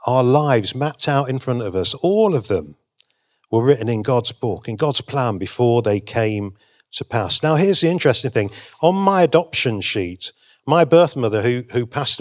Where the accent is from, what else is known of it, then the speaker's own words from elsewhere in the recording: England, United Kingdom; I'm from England